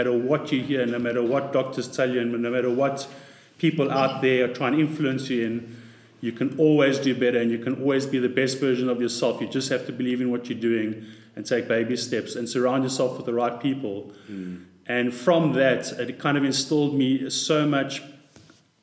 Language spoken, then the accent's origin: English; Pretoria, Gauteng, South Africa; I grew up in Pretoria